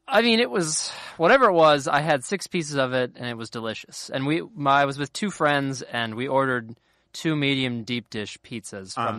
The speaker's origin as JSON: {"language": "English", "area": "a town a little north of Cincinnati", "region": "Ohio", "country": "United States", "tie": "born or raised there", "moved": "yes", "said": "I'm not technically from Cincinnati. I'm from a, little, a town a little north of it"}